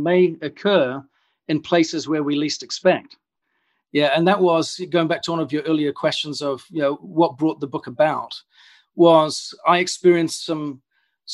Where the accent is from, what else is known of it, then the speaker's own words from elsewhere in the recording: New Zealand; moved away as an adult; also born or lived in United Kingdom; I grew up in New Zealand, and at the age of about 22, I decided in a moment of impulse to jump on a plane, fly over to the UK